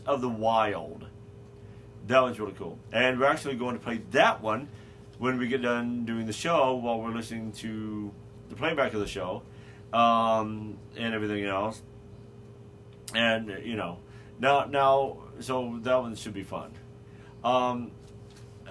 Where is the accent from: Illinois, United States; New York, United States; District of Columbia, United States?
Illinois, United States; Carbondale; Carbondale, Illinois, my hometown. I was born there.